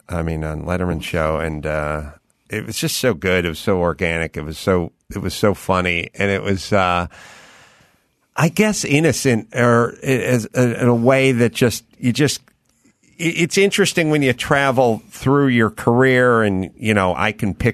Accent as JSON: {"language": "English", "region": "North Holland", "country": "Netherlands", "said": "I'm from North Holland."}